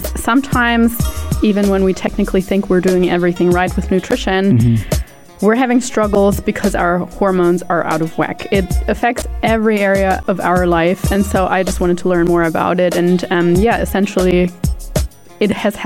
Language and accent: English; Germany; moved away; also born or lived in New Zealand; I'm originally from Germany. I have lived in New Zealand for quite some time, for about 9 years of my life.